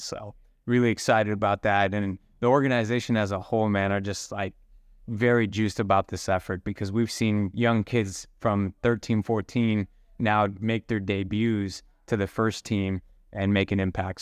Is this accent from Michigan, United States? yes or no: no; Oakland, California, United States; I was born in Oakland, um, raised in the Bay Area my whole life.